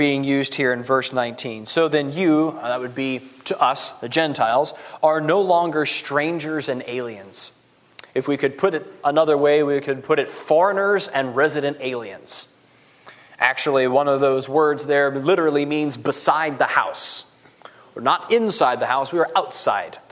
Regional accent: United States; I'm an American

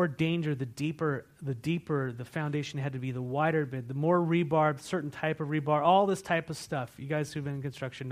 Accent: California, United States; now in Walla Walla, United States; I come from California.

